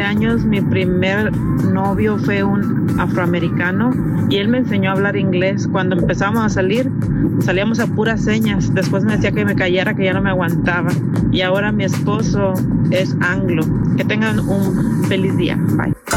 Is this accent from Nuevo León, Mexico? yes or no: yes; Monterrey, Nuevo León, Mexico; moved away as an adult; also born or lived in Indiana; Yo soy de Monterrey, Nuevo León